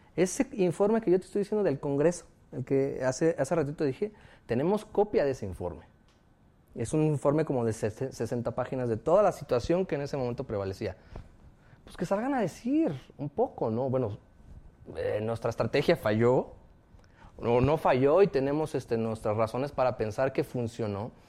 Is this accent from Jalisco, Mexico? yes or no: yes; Guadalajara, Jalisco, Mexico; yo soy de Guadalajara, ella también